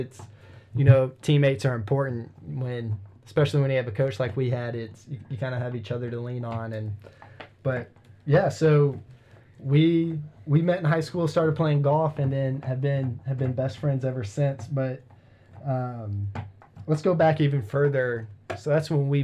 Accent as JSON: {"language": "English", "town": "Jefferson City", "region": "Missouri", "country": "United States", "moved": "as an adult", "lives_now": "Columbia, United States", "said": "Brennen and I we're teammates in high school. We're from Jefferson City, and we currently live in Columbia, Missouri."}